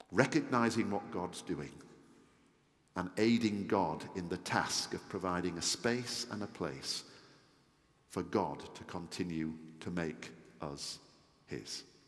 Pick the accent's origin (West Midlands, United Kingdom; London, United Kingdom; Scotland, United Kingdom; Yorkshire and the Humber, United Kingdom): Yorkshire and the Humber, United Kingdom; I'm a Yorkshireman